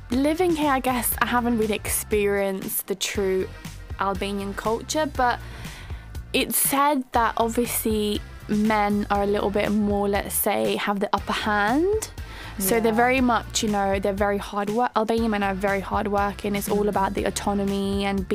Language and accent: English; London, United Kingdom; also born or lived in Greece; growing up in London